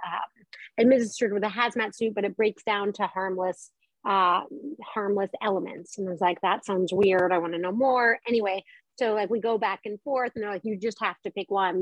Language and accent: English; Colorado, United States; moved away; I grew up in Colorado